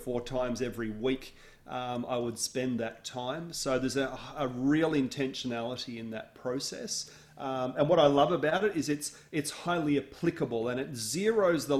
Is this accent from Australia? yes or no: yes; Australia; now in United States; I grew up on the southern tip of the Australian mainland